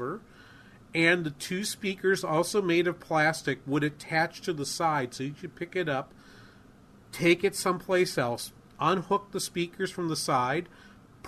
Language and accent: English; New England, United States; moved away; I grew up in New England